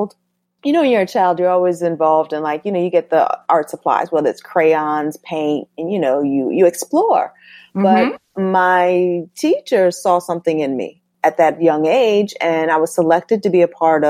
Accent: Norwalk, Connecticut, United States; also born or lived in Bronx, New York; I was born in the Bronx, but I grew up in Norwalk, Connecticut, by the beach

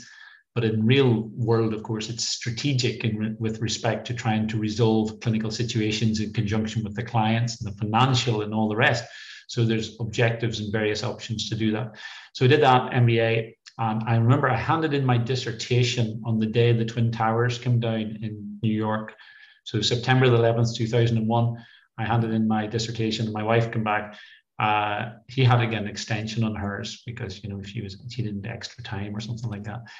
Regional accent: Cookstown, Northern Ireland, United Kingdom; moved away as an adult; also born or lived in Edinburgh / Leicestershire; now in East Anglia, United Kingdom; I grew up in Cookstown, Tyrone, and I left home in 1989 to go to Edinburgh University

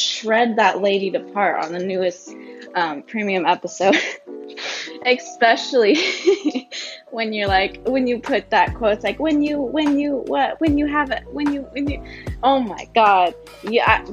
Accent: San Francisco, California, United States; I'm from San Francisco, California

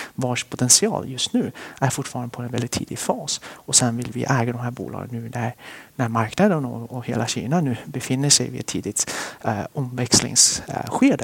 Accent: Västerås, Västmanland, Sweden; also born or lived in Sichuan, China; now in Stockholm, Sweden; vi flyttade till Sverige när jag var cirka sju år. Och sen dess så är jag vuxen i Västerås

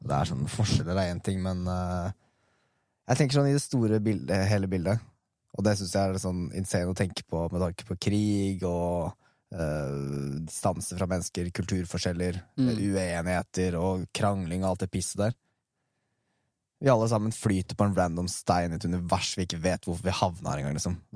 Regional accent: Røyken, Buskerud, Norway; Det {S0} er ganske røft miljø der jeg vokste opp i Røykna.

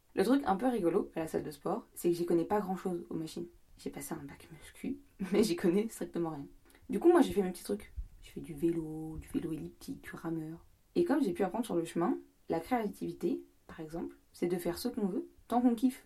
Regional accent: France; moved away as an adult; also born or lived in York; now in England; Je suis française

